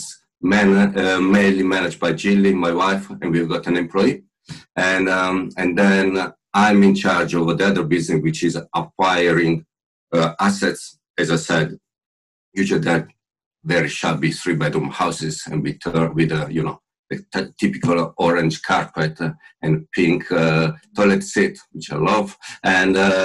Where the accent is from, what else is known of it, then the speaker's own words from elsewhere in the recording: Milan, Lombardy, Italy; now in Bristol, United Kingdom; clearly Italian. I was born in Milano, where I grew up